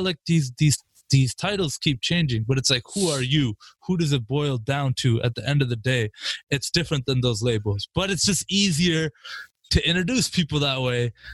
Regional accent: Canada; I'm from Canada

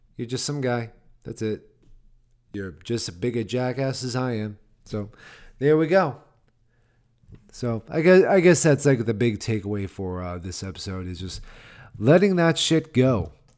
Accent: Massachusetts, United States; now in Nashville, United States; Massachusetts, yep, there's my home state

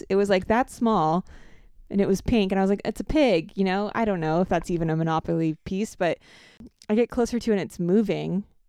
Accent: Florida, United States; I grew up in South Florida on the beach.

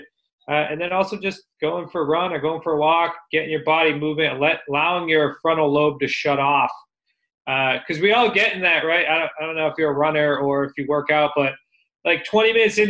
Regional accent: Northeast, United States; we're from the Northeast

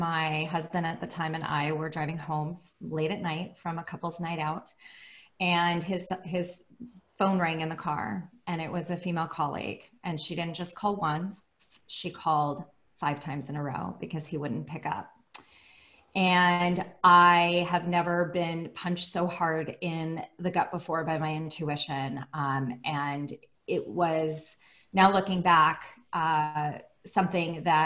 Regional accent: Bay Area, California, United States; now in Los Angeles, United States; I live in Los Angeles, California, but I'm originally from the Bay Area

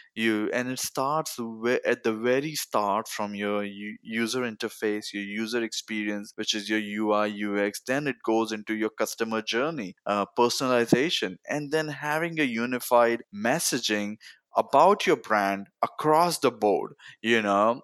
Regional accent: Mumbai, Maharashtra, India; moved away as an adult; now in United States; I grew up in Bombay, India

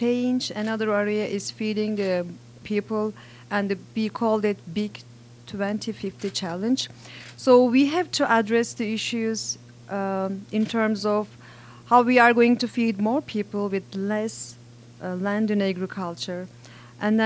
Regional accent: Turkey; now in Indiana, United States; I'm originally from Turkey

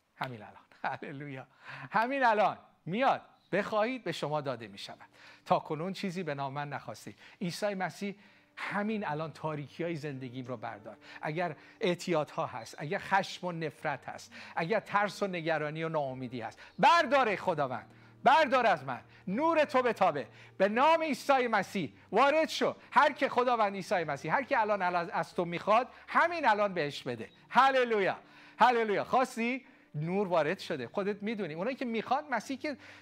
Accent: Iran; ما ایرانی ها

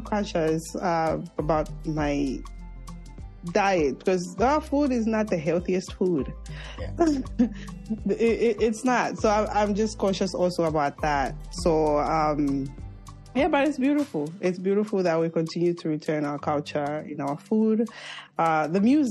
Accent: Zambia; moved away; I'm from Zambia

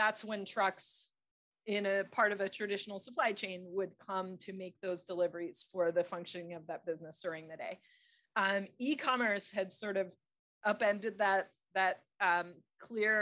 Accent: Philadelphia, Pennsylvania, United States; also born or lived in Texas; now in New York, United States; I grew up in Philadelphia

